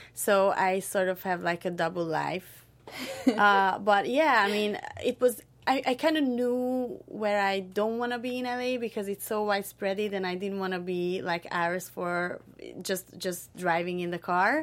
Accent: Hungary; moved away as an adult; now in Southern California, United States; I'm from Hungary, which is a small country in central, central Eastern Europe

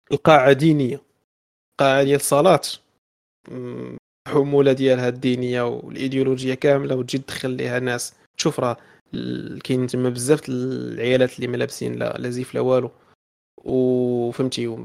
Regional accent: Morocco; ولكن هادشي راه ما كاينش عندنا في المغرب باش نكونوا واضحين

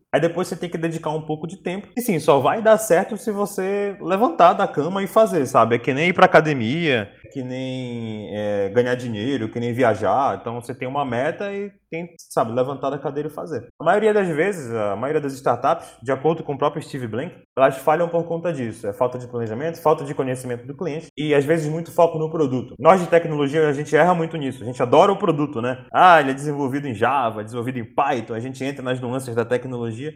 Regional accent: Pará, Brazil; A gente, como paraense

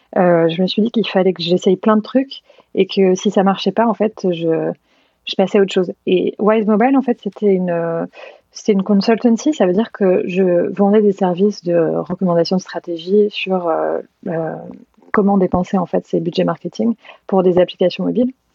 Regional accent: Normandy, France; moved away as an adult; also born or lived in Caen / London / San Francisco; j'ai grandi en Normandie, à une heure de Paris

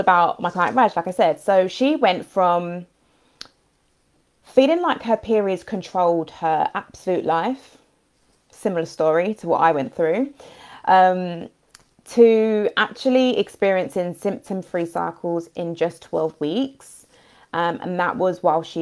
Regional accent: London, United Kingdom; I'm from London as well

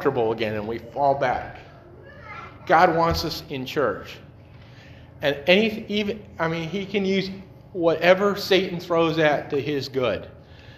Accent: Detroit, Michigan, United States; also born or lived in North Carolina; I'm from Detroit

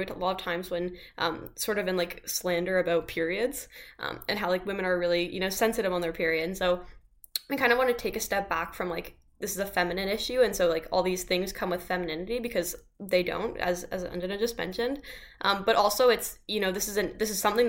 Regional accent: Canada; as a Canadian

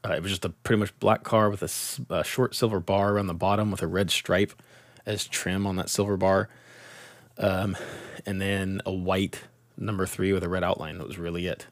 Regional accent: Tulare, California, United States; my hometown track, Tulare Thunderbolt Raceway

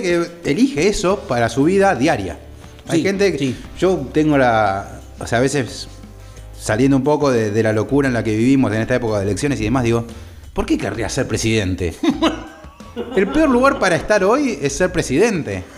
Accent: Argentina; nuestra querida patria

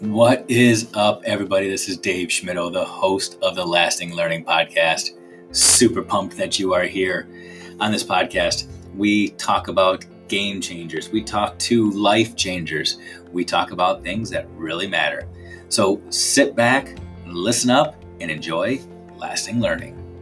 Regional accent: Virginia Beach, Virginia, United States; moved away; I actually spent some time growing up in Virginia Beach

